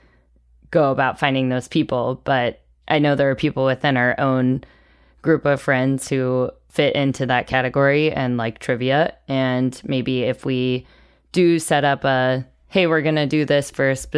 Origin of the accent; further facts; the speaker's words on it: Atlanta, Georgia, United States; also born or lived in New York; I grew up in Atlanta, but I went to school in New York and I was in the Peace Corps